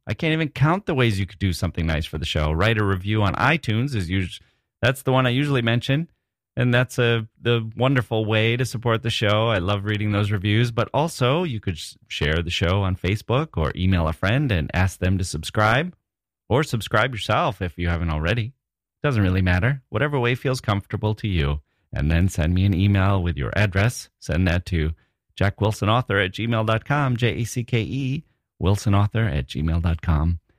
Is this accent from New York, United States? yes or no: no; Wisconsin, United States; moved away; I was from Wisconsin